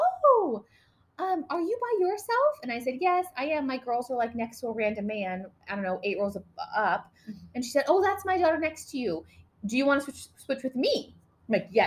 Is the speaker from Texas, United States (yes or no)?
no; Los Angeles, California, United States; someone who was born and raised in Los Angeles